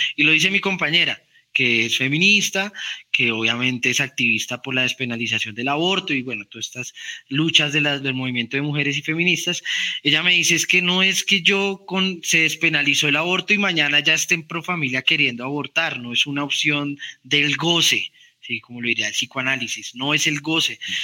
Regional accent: Colombia; a uno como colombiano

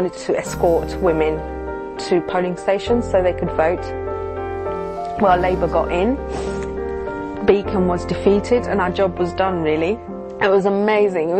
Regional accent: London, United Kingdom; Growing up in Globetown, in the East End, where I did, was never really a safe place

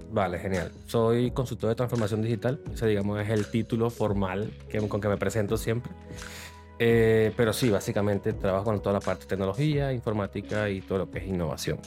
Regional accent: Venezuela; moved away as an adult; also born or lived in Panama; now in Spain; desde que salí de Venezuela, soy de Venezuela

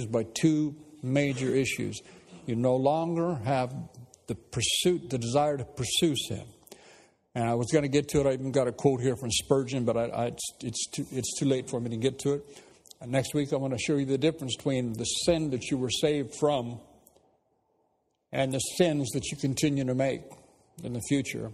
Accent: United States; moved away as an adult; now in England; I know I'm an American.

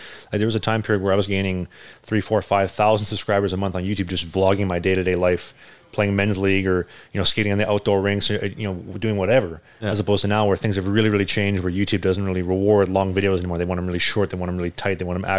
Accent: Cleveland, Ohio, United States; You know, shout out to my hometown of Cleveland, Ohio.

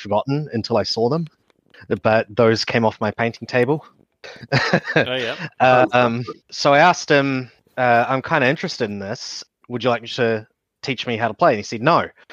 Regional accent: Hawke's Bay, New Zealand; I am also from Hawke's Bay

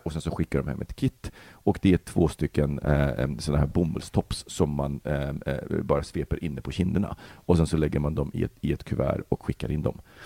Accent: Sweden; also born or lived in Poland; uppväxt i förorten

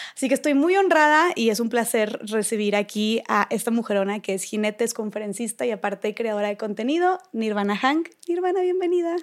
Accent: Monterrey, Nuevo León, Mexico; yo soy de Monterrey, vivo en Monterrey

